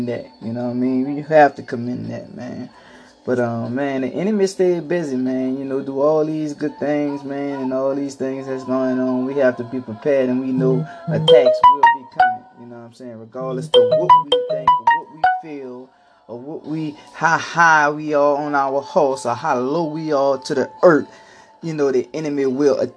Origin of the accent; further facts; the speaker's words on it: New Orleans, Louisiana, United States; I'm from New Orleans